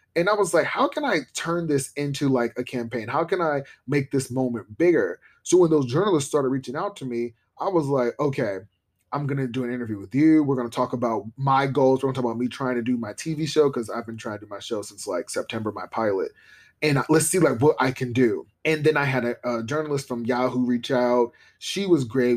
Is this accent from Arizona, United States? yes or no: no; Columbus, Ohio, United States; I grew up in Columbus, Ohio with little resources and big dreams.